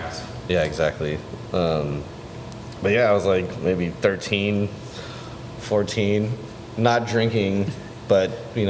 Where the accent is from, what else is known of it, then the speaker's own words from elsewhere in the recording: Chula Vista, California, United States; I am from Chula Vista, California, which is a suburb of San Diego, about 5 minutes from the Mexican border.